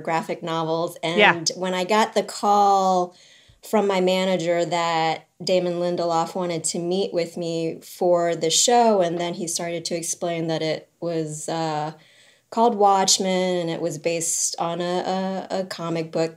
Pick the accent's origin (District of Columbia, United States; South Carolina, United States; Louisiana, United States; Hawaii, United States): Louisiana, United States; New Orleans; I grew up in New Orleans